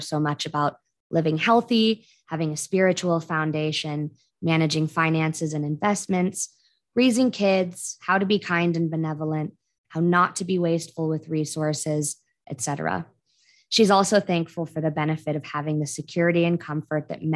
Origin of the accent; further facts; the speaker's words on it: Alaska, United States; I'm from Alaska, actually.